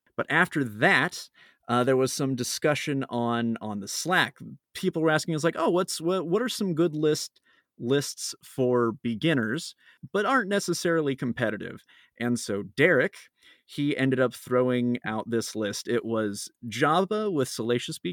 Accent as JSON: {"language": "English", "town": "Phoenix", "region": "Arizona", "country": "United States", "said": "I'm from Phoenix, Arizona"}